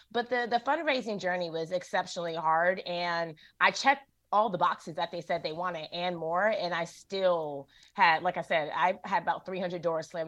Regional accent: Durham, North Carolina, United States; Okay, I'm from Durham, born okay, and raised.

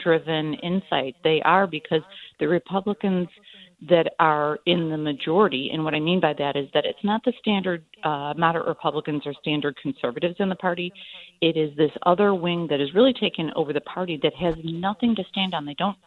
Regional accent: Midwest, United States; I'm from the Midwest.

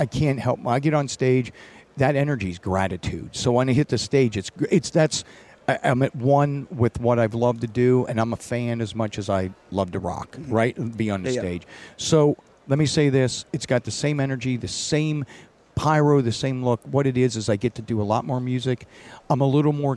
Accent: Butler, Pennsylvania, United States; I was born and raised in Butler, Pennsylvania

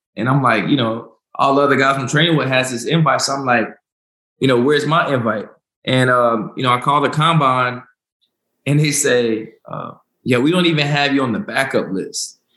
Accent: Winston-Salem, North Carolina, United States; also born or lived in Charlotte, North Carolina; I'm from Winston Salem, North Carolina. Uh, I moved to Charlotte when I got into the NFL

